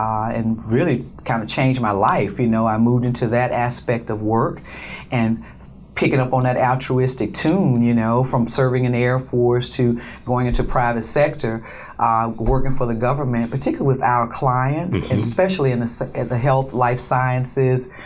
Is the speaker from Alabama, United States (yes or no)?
yes; Montgomery, Alabama, United States; moved away as an adult; also born or lived in Cleveland, Ohio / San Francisco, California; We grew up on the Gulf Coast and through Montgomery, Alabama. And I went to school and lived in Alabama through college.